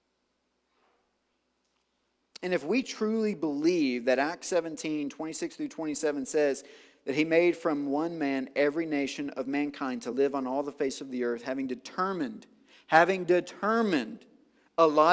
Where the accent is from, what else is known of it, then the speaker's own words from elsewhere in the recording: White House, Tennessee, United States; I'm from White House, Tennessee